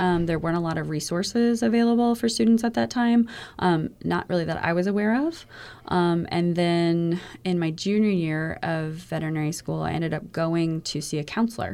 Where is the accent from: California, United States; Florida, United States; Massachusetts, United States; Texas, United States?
Florida, United States; Sarasota; growing up in Sarasota